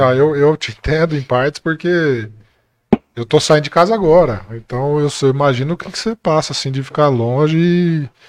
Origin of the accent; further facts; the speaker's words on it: Monte Azul Paulista, São Paulo, Brazil; now in Bebedouro, Brazil; sou de Monte Azul